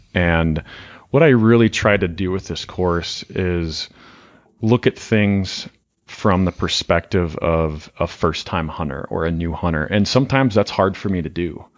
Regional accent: Montana, United States; now in Wyoming, United States; I'm from Montana

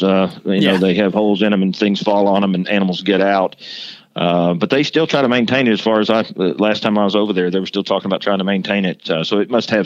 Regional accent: Texas, United States; moved away as an adult; also born or lived in Georgia; I came from Texas.

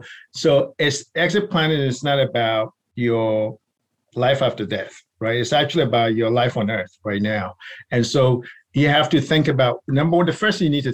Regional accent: Ghana; also born or lived in New York; now in Maryland, United States; So my background, so originally born in New York, but raised in Ghana, where my grandparents are from. So I've kind of lived all over the place.

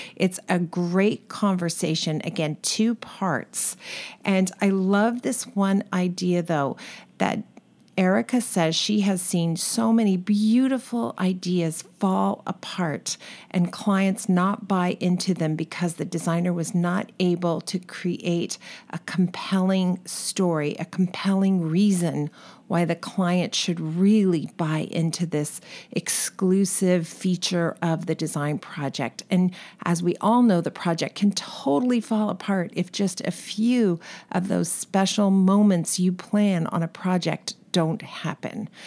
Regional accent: California, United States; accent: California; my California accent

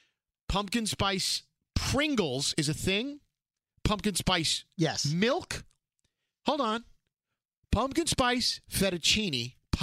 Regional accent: New York City, New York, United States; We're from Brooklyn.

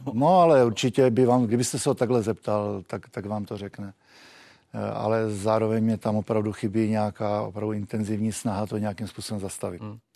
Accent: Czechia; My jsme byli vždycky takový eh, zdrženlivější jako Češi

